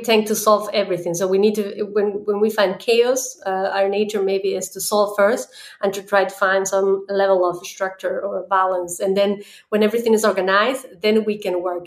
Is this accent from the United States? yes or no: no; Ecuador; now in Germany; I come originally from Ecuador, uh, but I'm based right now here in Germany.